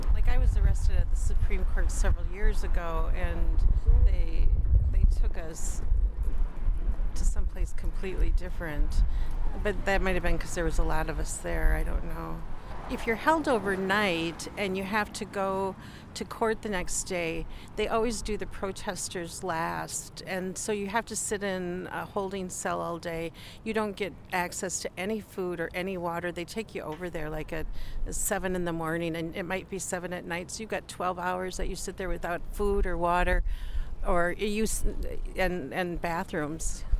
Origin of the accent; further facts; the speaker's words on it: Wisconsin, United States; I'm from Wisconsin.